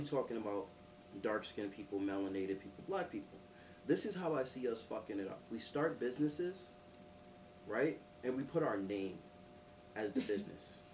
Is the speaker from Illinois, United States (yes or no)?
no; New York City, New York, United States; growing up in Brooklyn